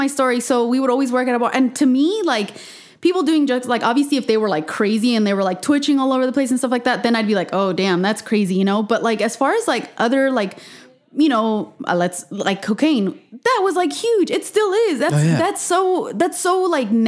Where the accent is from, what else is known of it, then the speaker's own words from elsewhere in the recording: Los Angeles, California, United States; I am born and raised in Los Angeles